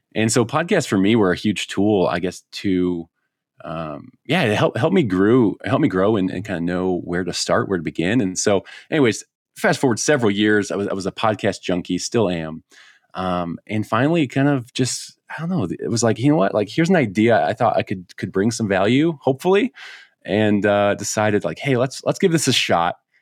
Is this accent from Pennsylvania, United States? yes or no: no; Chicago, Illinois, United States; now in Colorado, United States; I grew up in Chicago